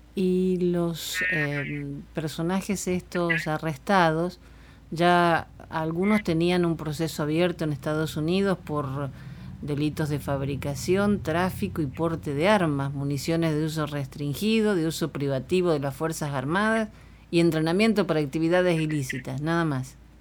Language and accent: Spanish; Argentina; mi país